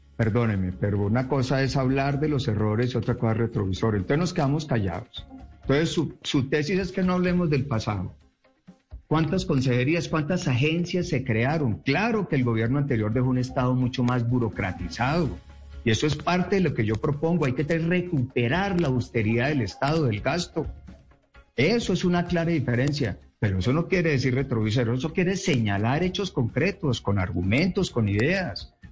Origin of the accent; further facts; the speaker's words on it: Pensilvania, Caldas, Colombia; En mi pueblo, Pensilvania